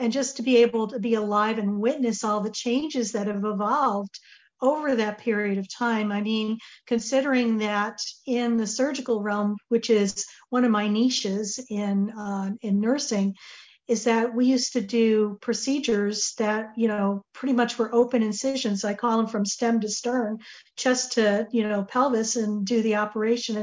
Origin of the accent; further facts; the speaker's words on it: Connecticut, United States; We grew up in Connecticut